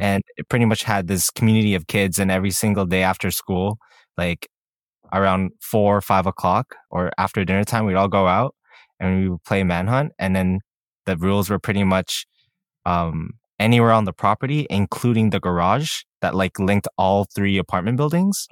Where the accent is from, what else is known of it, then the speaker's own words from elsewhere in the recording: Canada; we're Canadian